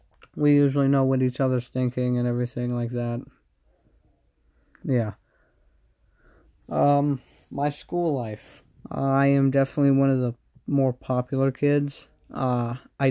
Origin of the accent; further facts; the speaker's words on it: United States; I'm American